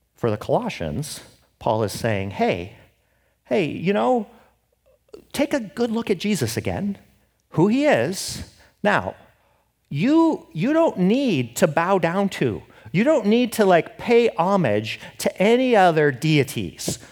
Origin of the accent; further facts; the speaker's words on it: Seattle, Washington, United States; I'm from Seattle